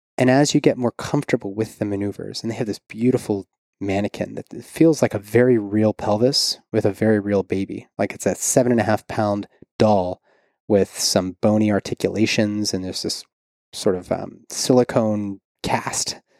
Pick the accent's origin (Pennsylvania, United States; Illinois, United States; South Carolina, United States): Pennsylvania, United States; Pittsburgh; also born or lived in San Diego; now in Kentucky, United States; It was just outside of Pittsburgh, my hometown